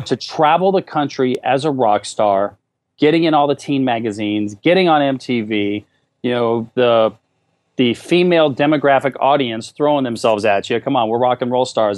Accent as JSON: {"language": "English", "region": "Alaska", "country": "United States", "tie": "born or raised there", "also_born_or_lived": "Fullerton, California", "moved": "as an adult", "said": "I moved to California from Alaska where I grew up"}